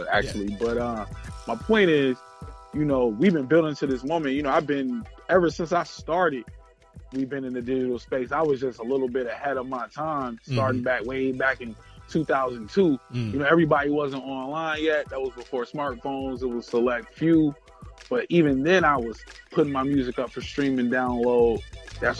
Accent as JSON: {"language": "English", "town": "Minneapolis", "region": "Minnesota", "country": "United States", "said": "I'm from Minneapolis"}